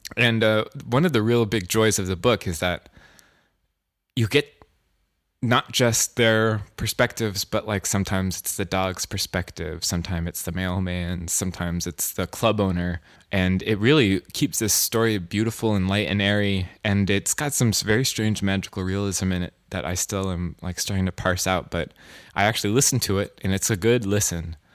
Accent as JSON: {"language": "English", "region": "California", "country": "United States", "moved": "yes", "lives_now": "New York, United States", "said": "I'm from California"}